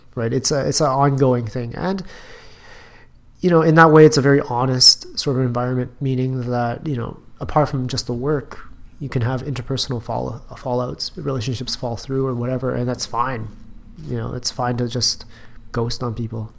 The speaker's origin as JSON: {"language": "English", "town": "Edmonton", "region": "Alberta", "country": "Canada", "tie": "born or raised there", "said": "I grew up in Alberta Edmonton Alberta"}